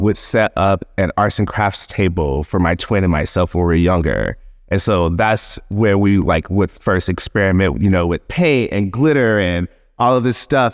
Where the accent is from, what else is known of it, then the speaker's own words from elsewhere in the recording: Seale, Alabama, United States; moved away; also born or lived in Brooklyn / Margate; I'm from Seal, Alabama